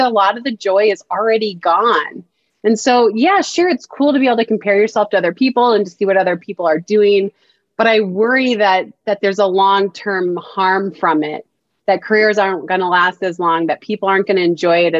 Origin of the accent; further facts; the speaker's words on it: United States; I grew up in America.